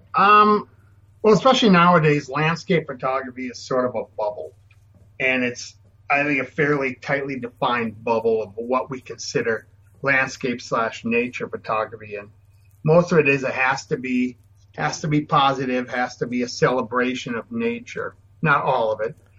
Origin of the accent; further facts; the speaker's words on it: Minnesota, United States; I was born and raised in Minnesota.